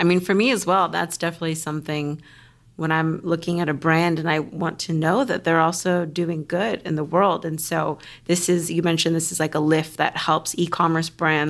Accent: Los Angeles, California, United States; I'm from LA as well. And people are always like, wow, it's a unicorn. It's a native. It's a rare sighting.

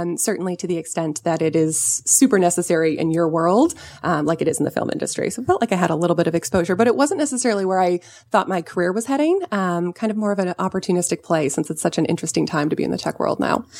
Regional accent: Southern California, United States; I grew up in Southern California

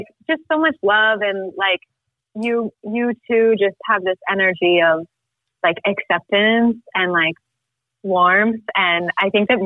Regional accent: Salt Lake City, Utah, United States; now in Mexico; I grew up in Salt Lake City. I'm kind of a nomad. I'm in Mexico right now.

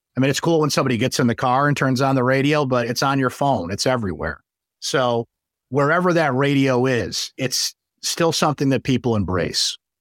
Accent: Syracuse, New York, United States; born or raised there

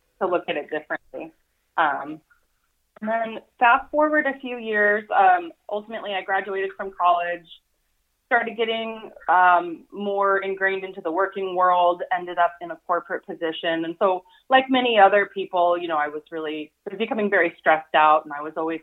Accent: Tacoma, Washington, United States; Shannon, who I grew up with here in Tacoma

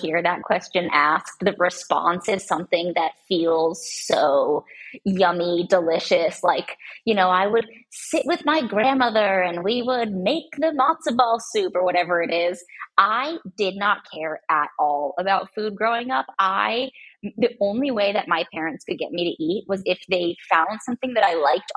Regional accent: United States; also born or lived in San Diego, California / Portland, Oregon; I grew up half in San Diego and half in Portland, Oregon

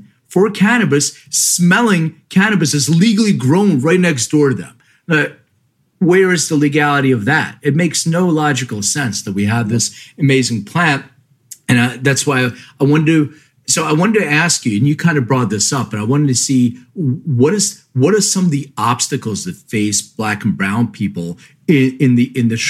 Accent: Lithuania; born there; Well, so I'm an immigrant. I was born in Lithuania. My parents came here with $500 in their pockets.

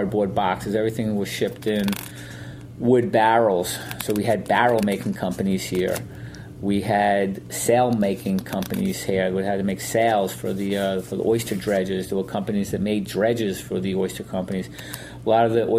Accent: Sayville, New York, United States; I grew up in Sayville. I was born here in Sayville

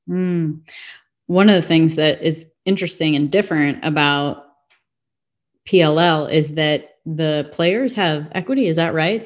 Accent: Illinois, United States; I'm from Illinois

